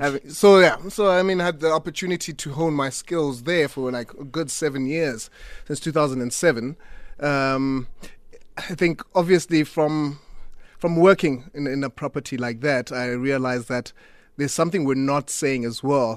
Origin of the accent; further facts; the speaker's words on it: Butterworth, Eastern Cape, South Africa; now in Cape Town, South Africa; I'm from Butterworth